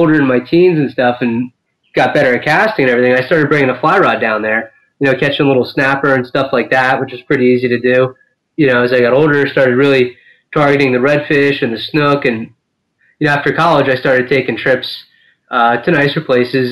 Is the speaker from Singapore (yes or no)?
no; New Jersey, United States; I grew up out in Hackensack, New Jersey, right near the Musconetcong River